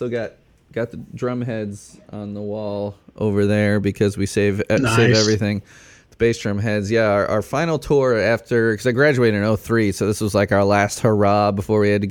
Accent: Chicago, Illinois, United States; accent: Chicago; moved away as an adult; also born or lived in Bloomington, Indiana / North Vernon, Indiana; now in Indiana, United States; growing up in Chicago, it was a real culture shock when we moved to, Bloomington wasn't so bad

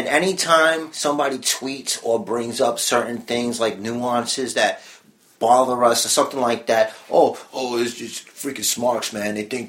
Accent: New York City, New York, United States; we're from Brooklyn.

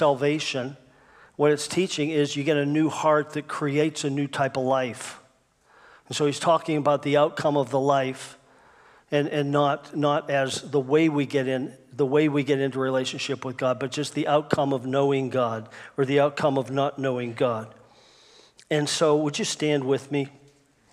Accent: United States; I'm an American Christian. I love America, and I'm so thankful I live here

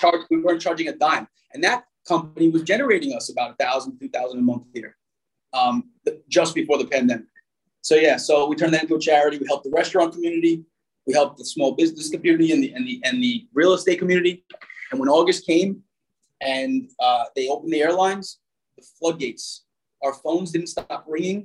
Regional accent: New York City, New York, United States; moved away as an adult; now in Manta, Ecuador; while I was growing up in Brooklyn and Staten Island

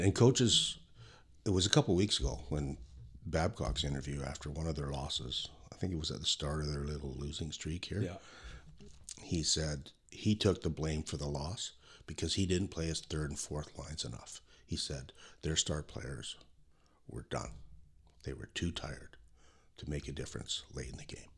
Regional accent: Kelowna, British Columbia, Canada; growing up in Kelowna

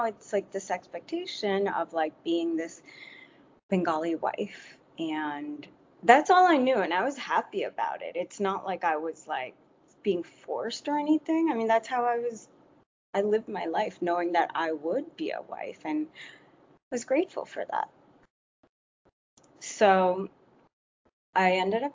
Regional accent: New York, United States; I was born in New York and first generation, and my parents came from Bangladesh

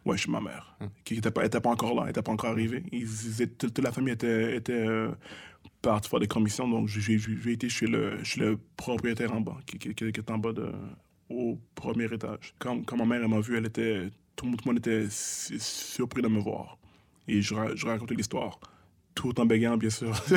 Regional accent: Montreal, Quebec, Canada; Je viens de Montréal-Nord, je viens de Saint-Michel-Pineuf

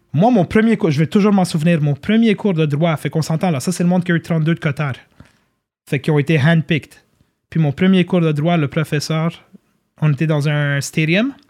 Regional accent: Montreal, Quebec, Canada; also born or lived in Côte-Saint-Luc; now in Laval, Canada; raised in, raised in Saint-Lô

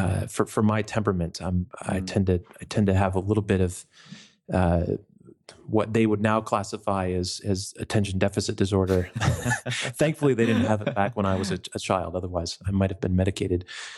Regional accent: New York, United States; I grew up in New York State, in the upstate, in the country. Grew up literally living in a farmhouse next to a giant chicken farm.

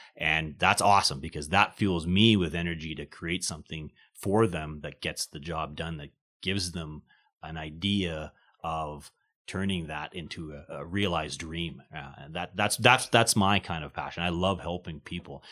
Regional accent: small town outside of Winnipeg, Manitoba, Canada; I'm originally born, uh, Manitoban. I came from Winnipeg, uh, grew up in a small town, uh, outside of Winnipeg.

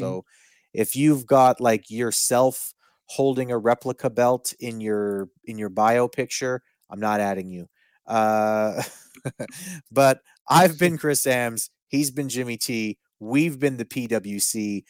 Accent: Winnipeg, Manitoba, Canada; I'm from Winnipeg. I don't care.

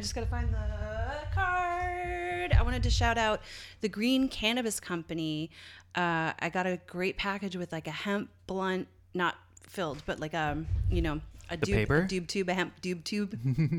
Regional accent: Canada; accent: Canadian; It's so funny to speak to like friends from home and fall into that sort of cadence. I can hear my Canadian accent come back a little bit.

